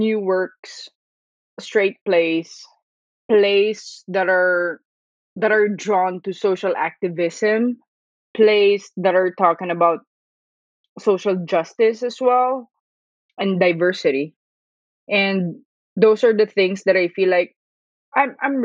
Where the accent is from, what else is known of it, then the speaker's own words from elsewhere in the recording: Manila, Metro Manila, Philippines; moved away as an adult; now in Brooklyn, United States; I'm from Manila, Philippines